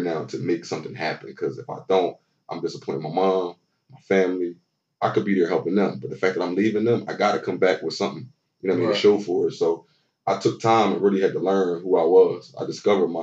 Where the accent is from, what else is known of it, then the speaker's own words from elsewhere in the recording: Philadelphia, Pennsylvania, United States; moved away as an adult; now in Texas, United States; I'm born and raised in Philly my whole life